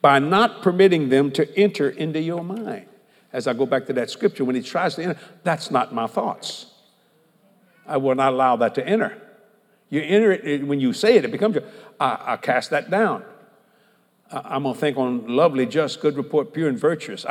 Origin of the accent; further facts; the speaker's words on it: United States; I'm an American